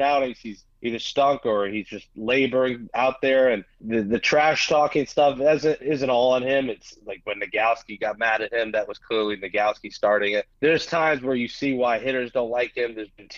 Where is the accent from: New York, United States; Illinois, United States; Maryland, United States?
New York, United States; New York City; Being a New Yorker, Queens guy